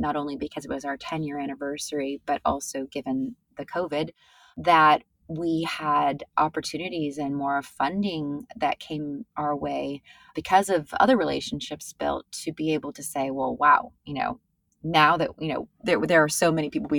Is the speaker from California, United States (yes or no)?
yes; California, United States; now in New York, United States; I grew up in California